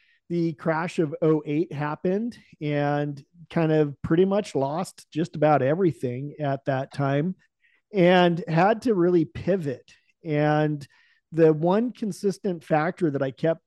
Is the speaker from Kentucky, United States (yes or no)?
no; Salem, Oregon, United States; I was born in Salem, Oregon